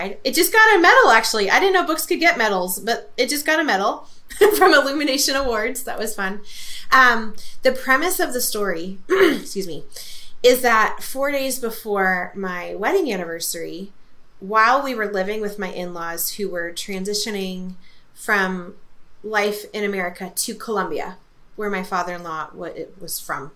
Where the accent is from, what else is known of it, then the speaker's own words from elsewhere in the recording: California, United States; moved away as an adult; also born or lived in Germany; I'm Californian